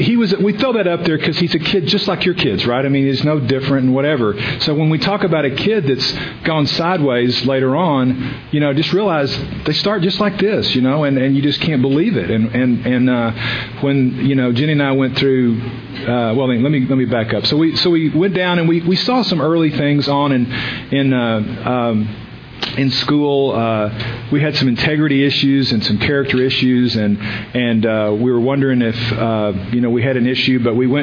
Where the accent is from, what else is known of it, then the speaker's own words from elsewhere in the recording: the South, United States; just from the issues of growing up in the South and having a biracial kid, and the issues that brings up